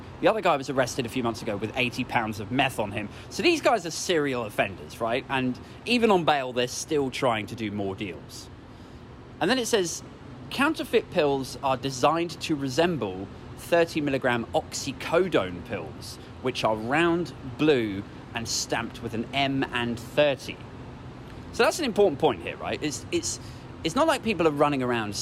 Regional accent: United Kingdom

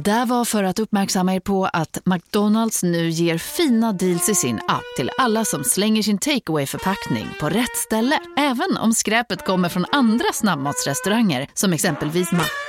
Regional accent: Sweden; jag är född i Sverige

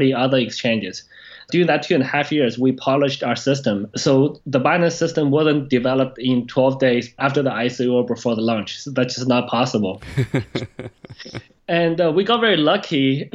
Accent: Canada; moved away as an adult; also born or lived in China / Tokyo, Japan / New York, United States / Shanghai, China; So I was born in China, but I grew up in Canada. I spent my teenager years in Canada

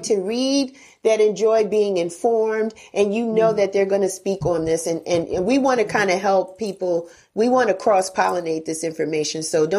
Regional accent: New York, United States; I grew up with him in New York, listening to him on the radio all the time.

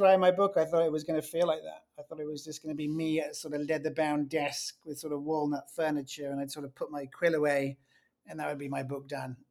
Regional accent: England, United Kingdom; being English, it's normally in the tone of my voice

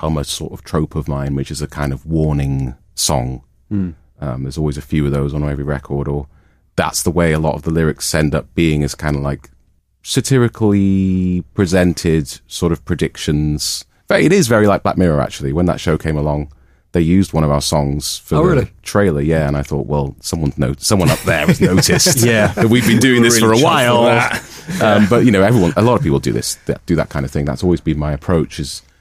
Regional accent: Newcastle upon Tyne, North East England, United Kingdom; moved away as an adult; also born or lived in Manchester; I'm from Newcastle Way, and so's our drummer Mike

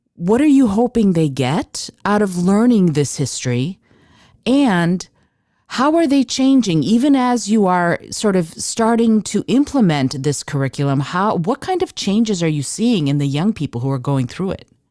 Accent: Detroit, Michigan, United States; I grew up in Detroit

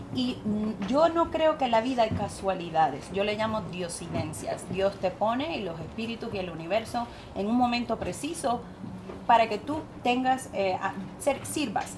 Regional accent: Puerto Rico; yo soy puertorriqueña latina.

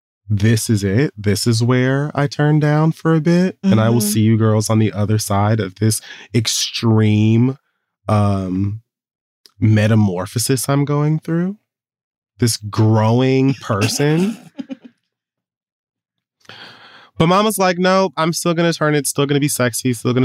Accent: Jamaica; I'm Jamaican. We put salt on all the fruit.

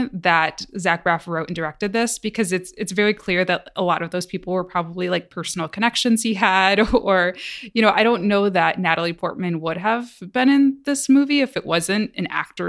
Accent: Midwest, United States; You know, growing up in the Midwest, I can very much identify with the whole, oh, you do something cool

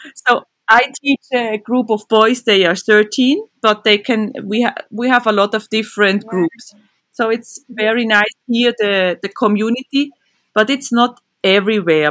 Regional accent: Switzerland; I'm from Switzerland. I grew up in this beautiful country

